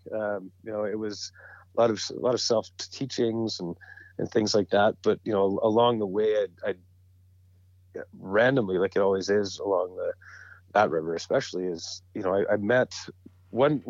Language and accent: English; Edmonton, Alberta, Canada; also born or lived in Calgary; growing up in Edmonton, there's not a whole lot of opportunity that I knew of to fly fish. So when I moved back to Calgary, I was about 18